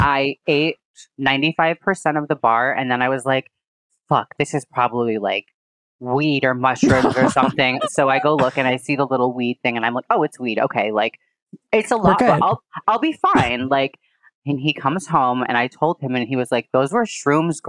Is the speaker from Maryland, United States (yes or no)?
no; South Dayton, New York, United States; moved away; also born or lived in Miami / Los Angeles; I grew up in Western New York in like a tiny town outside of Buffalo called South Dayton